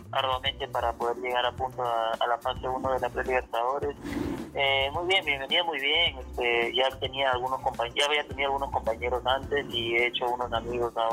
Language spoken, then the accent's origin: Spanish; Lima, Peru; born there; Eh, en Lima.